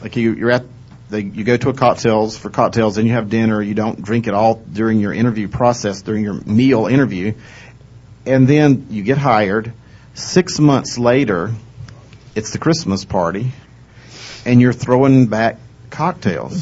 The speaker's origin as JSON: {"language": "English", "region": "the South", "country": "United States", "said": "In the South, we're huggers"}